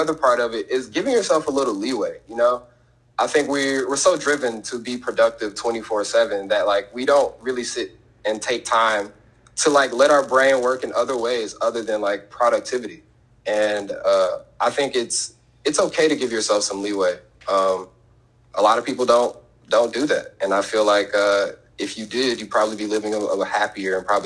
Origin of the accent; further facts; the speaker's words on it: Chicago, Illinois, United States; I was born in Chicago